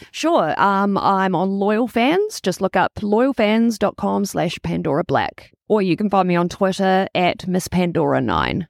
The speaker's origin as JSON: {"language": "English", "region": "Wellington", "country": "New Zealand", "tie": "born or raised there", "also_born_or_lived": "Toronto, Canada / Tauranga / Auckland", "said": "I moved to Wellington when I was six years old, and I got the accent bullied out of me in school."}